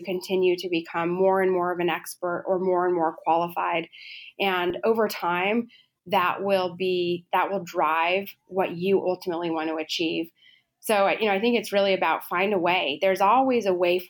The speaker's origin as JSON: {"language": "English", "town": "Los Alamos", "region": "New Mexico", "country": "United States", "tie": "born or raised there", "said": "growing up in Los Alamos"}